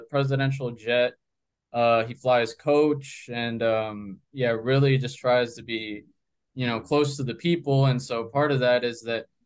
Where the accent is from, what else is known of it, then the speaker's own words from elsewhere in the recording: Bogotá, Colombia; born there; So, yeah, I was born in Bogota.